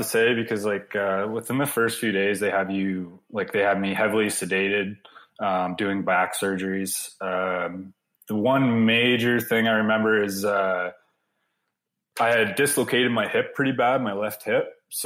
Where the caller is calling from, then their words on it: Blenheim, Ontario, Canada; From Blenheim, Ontario. So pretty much we're about 20 minutes from the most southern point of Canada.